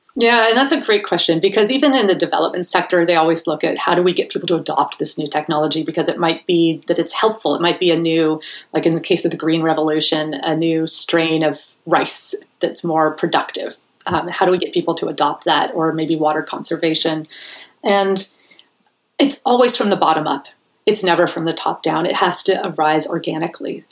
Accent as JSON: {"language": "English", "area": "Bay Area", "region": "California", "country": "United States", "said": "I'm from the Bay Area originally"}